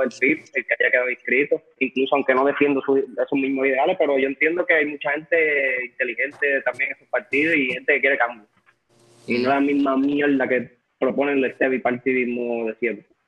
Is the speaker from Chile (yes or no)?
no; Puerto Rico; nosotros como puertorriqueños